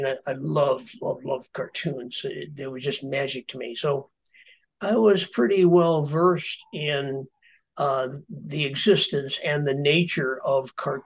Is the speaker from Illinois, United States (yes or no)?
yes; a very small farm town in Illinois, United States; there wasn't a whole lot to do in my town. I come from a very small farm town in Illinois